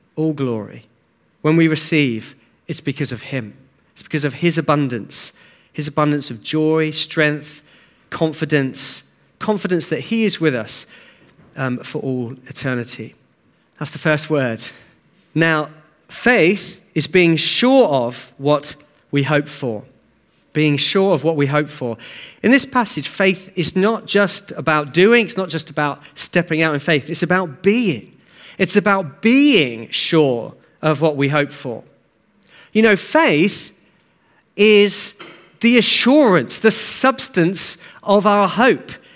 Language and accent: English; Hastings, South East England, United Kingdom; I grew up in Hastings